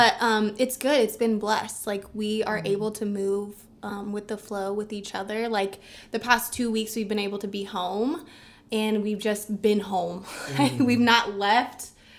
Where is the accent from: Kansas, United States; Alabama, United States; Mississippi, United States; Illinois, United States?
Kansas, United States; Kansas City; moved away; also born or lived in Tulsa, Oklahoma; I'm from Kansas City, Kansas.